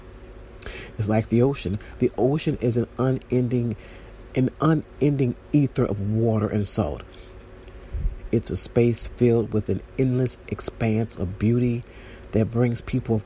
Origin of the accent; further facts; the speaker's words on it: San Juan, Puerto Rico; I use the sea often because I'm from San Juan